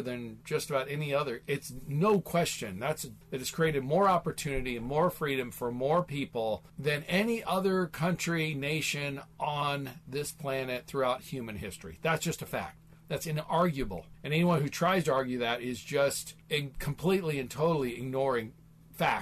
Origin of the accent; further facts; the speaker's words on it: Midwest, United States; now in Phoenix, United States; I grew up in the Midwest, small town, you know, raised on a farm